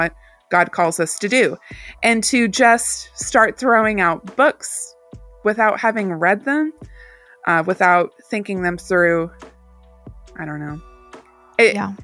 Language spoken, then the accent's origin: English; Southern Bible Belt, United States; I grew up in the Southern Bible Belt